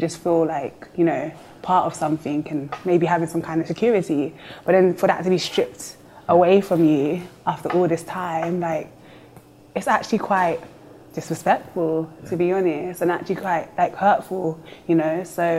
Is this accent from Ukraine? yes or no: no; United Kingdom; my dad was born here, and then I'd say that me and my sister are like third generation. So that's why in terms of I'm still very much in touch with my cultural background, but I am British.